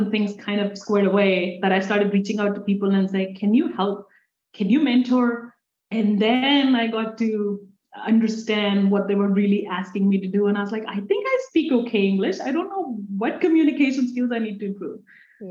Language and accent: English; India; English is a second language; moved away as an adult; now in United States